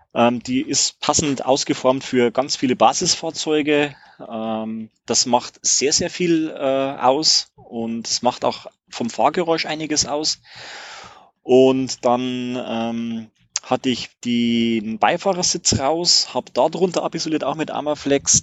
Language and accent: German; Regensburg, Bavaria, Germany; ich komme aus Regensburg